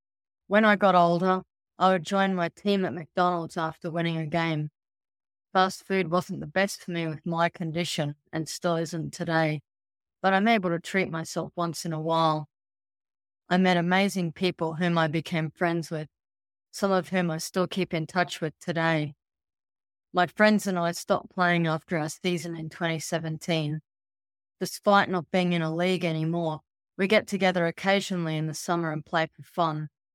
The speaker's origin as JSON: {"language": "English", "country": "Canada", "tie": "born or raised there", "said": "Growing up in Canada and not being able to play hockey was disappointing."}